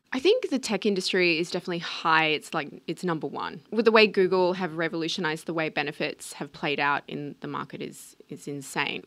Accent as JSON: {"language": "English", "country": "Australia", "said": "being Australian"}